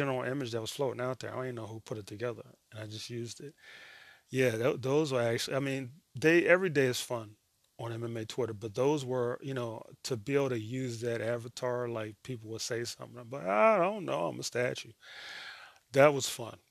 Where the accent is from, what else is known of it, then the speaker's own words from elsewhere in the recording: United States; I'm American